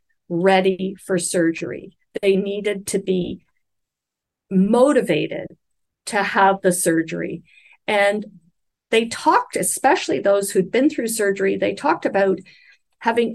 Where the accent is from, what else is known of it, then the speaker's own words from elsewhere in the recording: Canada; I'm speaking as a Canadian